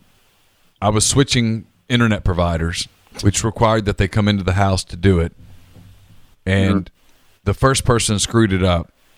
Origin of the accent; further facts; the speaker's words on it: Louisiana, United States; also born or lived in Alabama; now in Mississippi, United States; I've lived my entire life in the South. I grew up in Louisiana